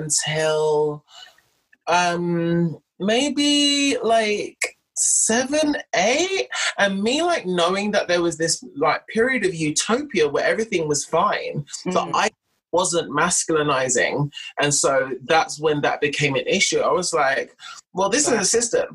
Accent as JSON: {"language": "English", "region": "London", "country": "United Kingdom", "tie": "born or raised there", "also_born_or_lived": "Enfield / Haringey", "said": "I was conceived in South London, but born and raised in North London"}